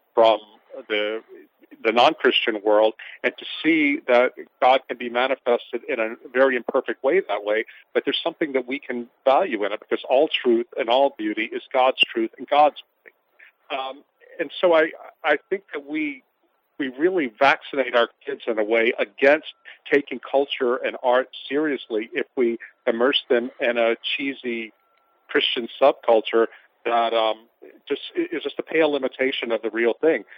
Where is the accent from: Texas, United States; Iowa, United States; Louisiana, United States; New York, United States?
Louisiana, United States; St. Francisville; now in Baton Rouge, United States; my hometown of St. Francisville